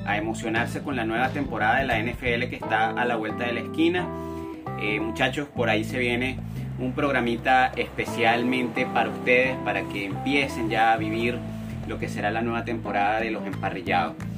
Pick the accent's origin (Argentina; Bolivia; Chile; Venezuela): Venezuela; nuestra perspectiva como venezolanos